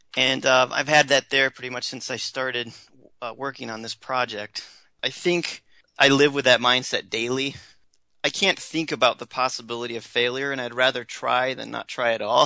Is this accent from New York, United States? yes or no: yes; Rochester, New York, United States; Growing up in Rochester, New York